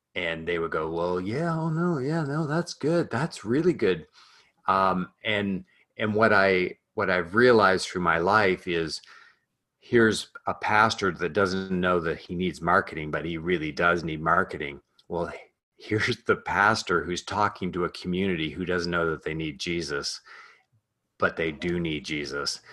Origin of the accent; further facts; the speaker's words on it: Canada; I'm Canadian, so I uh I was raised in a family uh, of entrepreneurs